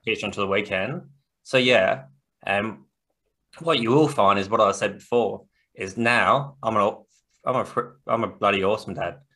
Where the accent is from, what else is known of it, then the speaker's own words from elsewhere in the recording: Australia; us being Australian